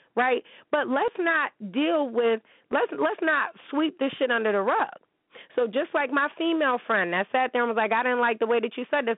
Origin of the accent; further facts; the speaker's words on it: United States; I'm American.